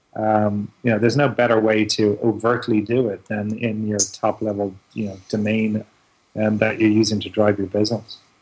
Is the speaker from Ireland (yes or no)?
yes; Ireland; moved away as an adult; now in New York, United States; I was born and raised in Ireland